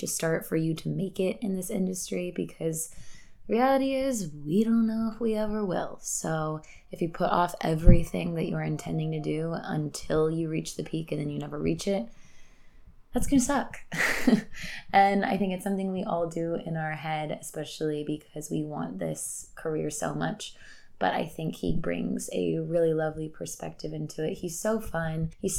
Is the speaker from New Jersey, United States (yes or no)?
no; Kansas, United States; moved away; I grew up in Kansas